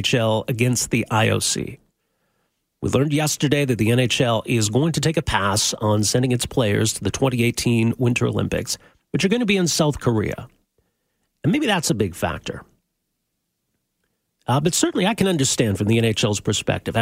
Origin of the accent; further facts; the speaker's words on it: Edmonton, Alberta, Canada; now in Calgary, Canada; I'm from Edmonton originally, grew up cheering for the Oilers